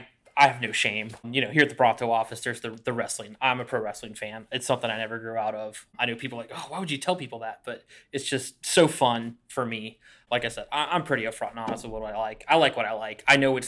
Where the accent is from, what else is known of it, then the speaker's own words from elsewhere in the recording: the South, United States; growing up in the South